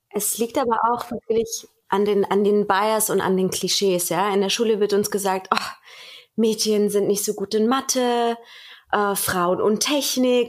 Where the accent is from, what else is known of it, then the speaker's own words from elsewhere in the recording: Germany; bei uns in Deutschland